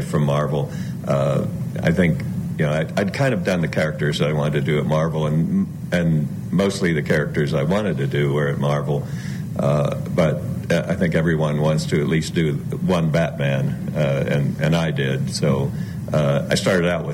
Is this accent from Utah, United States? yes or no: no; South Florida, United States; moved away; I grew up in South Florida, and I was still in South Florida at that time